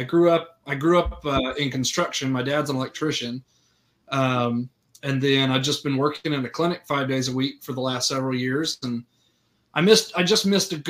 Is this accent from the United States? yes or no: yes; Orlando, Florida, United States; moved away as an adult; now in Searcy, United States; I grew up in Orlando, Florida